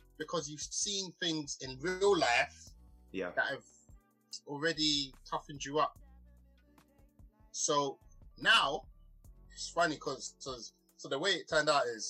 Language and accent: English; London, United Kingdom; growing up in Peckham, that's where I grew up. I grew up on the estate.